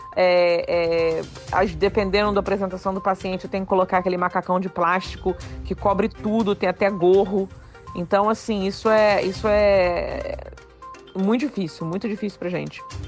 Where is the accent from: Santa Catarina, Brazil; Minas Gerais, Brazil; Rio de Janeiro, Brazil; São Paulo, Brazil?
Rio de Janeiro, Brazil; Petrópolis; moved away as an adult; also born or lived in Japan / Bristol; now in United Kingdom; eu tenho uma super relação com Petrópolis porque eu fui criada aí. Né? Eu sou carioca petropolitana. Eu nasci no Rio de Janeiro